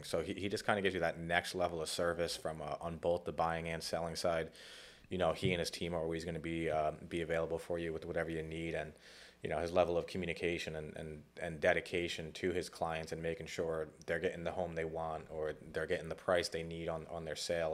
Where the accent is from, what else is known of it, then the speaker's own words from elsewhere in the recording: Cranston, Rhode Island, United States; also born or lived in New York / New Jersey; grew up in Rhode Island